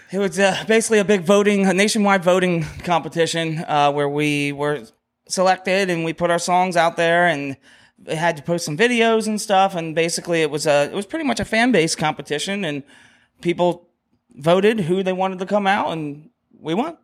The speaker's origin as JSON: {"language": "English", "town": "Dauphin", "region": "Pennsylvania", "country": "United States", "tie": "born or raised there", "said": "Aces up in Dolphin, which We love that bar. That's my hometown."}